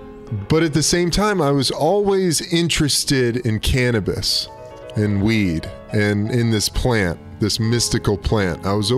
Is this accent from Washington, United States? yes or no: no; Burbank, California, United States; also born or lived in Brooklyn, New York; We moved out to L.A. when I was 10. Gus was 7. And then went to middle school and high school out here in Burbank, Cali.